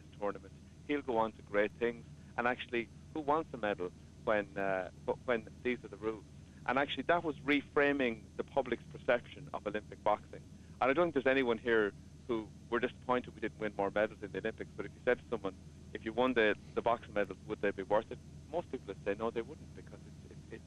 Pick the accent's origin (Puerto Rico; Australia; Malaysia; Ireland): Ireland; They made us proud of being Irish